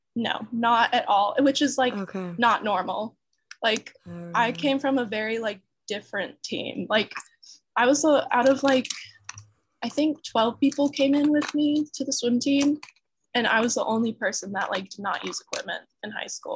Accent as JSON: {"language": "English", "region": "North Carolina", "country": "United States", "also_born_or_lived": "Atlanta, Georgia", "moved": "as an adult", "said": "I'm from North Carolina"}